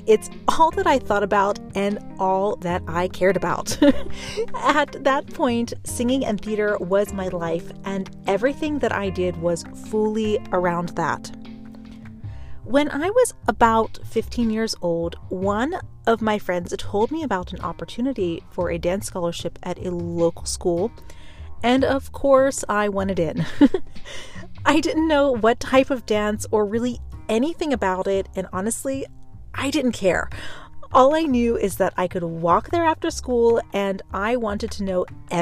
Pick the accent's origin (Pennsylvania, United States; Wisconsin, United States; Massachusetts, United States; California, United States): Pennsylvania, United States; Pittsburgh; I'm originally from Pittsburgh, Pennsylvania.